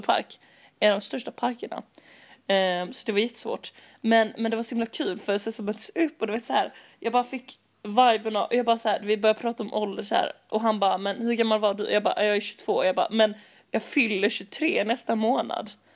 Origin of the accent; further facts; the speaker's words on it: Malmö, Skåne, Sweden; jag kommer från Malmö